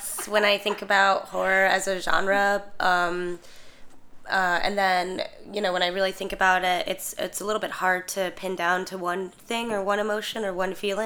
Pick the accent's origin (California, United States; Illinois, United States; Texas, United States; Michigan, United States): Illinois, United States; Chicago; I'm from Chicago.